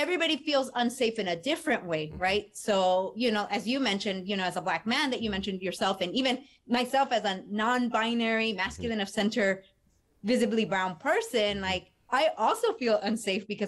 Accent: Los Angeles, California, United States; I was born and raised in Echo Park

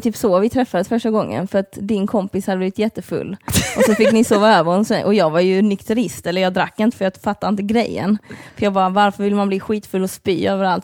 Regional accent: Lund, Skåne, Sweden; born or raised there

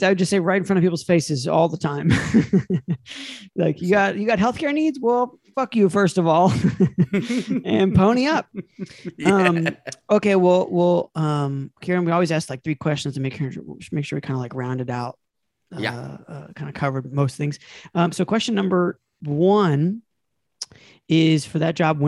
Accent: United States; as an American

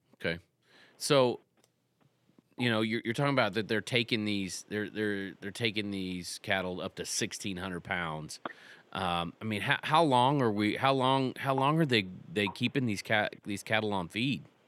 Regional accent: Texas, United States; I grew up in Texas.

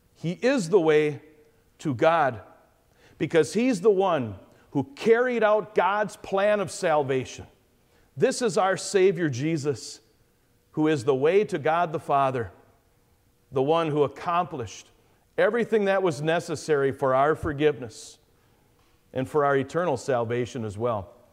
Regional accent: Caledonia, Wisconsin, United States; I'm from Wisconsin, the far southeastern corner, this place called Caledonia.

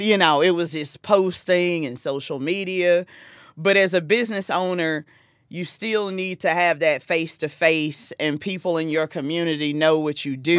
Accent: South Carolina, United States; moved away as an adult; now in New Jersey, United States; I'm from South Carolina, and, um, I've been in the Jersey area for ten years

